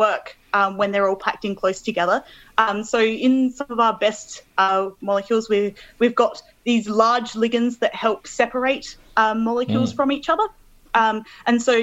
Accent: Adelaide, South Australia, Australia; moved away as an adult; also born or lived in Melbourne, Australia; now in Manchester, United Kingdom; I'm originally from Adelaide, so I grew up there

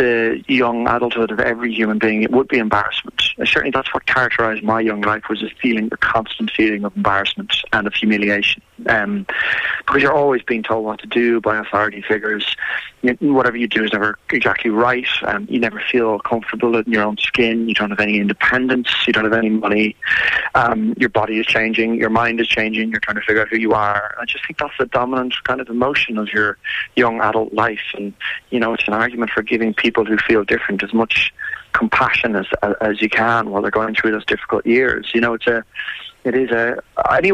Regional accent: Ireland; I grew up in Ireland in the 80s and went to a school very similar to this

